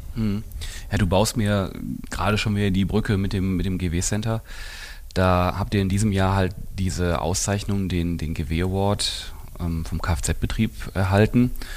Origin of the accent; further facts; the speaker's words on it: Essen, North Rhine-Westphalia, Germany; für ein Essener Kind wie mich